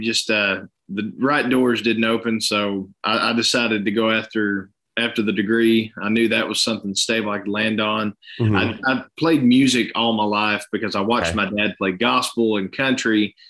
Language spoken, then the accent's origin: English; Chattanooga, Tennessee, United States; Well, growing up here, man, we had – really, it was a little bit of everything because you're not far from anywhere you want to go. You got Knoxville, an hour and a half one way, Atlanta, 2 hours south, Nashville, 2.5 north.